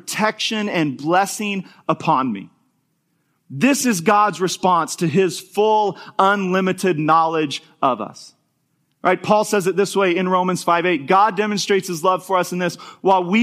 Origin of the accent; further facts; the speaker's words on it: Topeka, Kansas, United States; moved away; where I grew up in Topeka